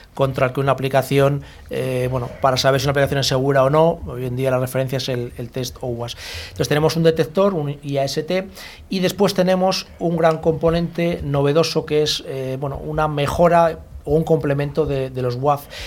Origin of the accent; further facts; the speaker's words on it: Bilbao, Basque Country, Spain; now in Madrid, Spain; nací en Bilbao, pero yo en Madrid muchos años